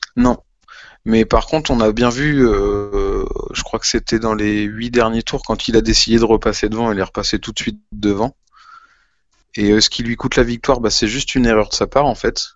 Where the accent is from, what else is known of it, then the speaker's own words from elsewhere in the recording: France; qu'on est français, qu'on aime notre pays